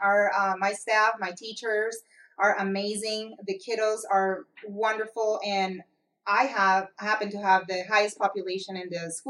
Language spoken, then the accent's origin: English; Palmdale, California, United States; So we are all keeping it in the family. Yeah. We're all from Palmdale, but we're here now.